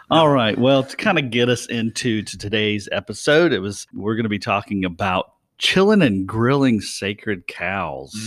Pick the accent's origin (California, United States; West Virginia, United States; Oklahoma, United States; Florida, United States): West Virginia, United States; I'm from West Virginia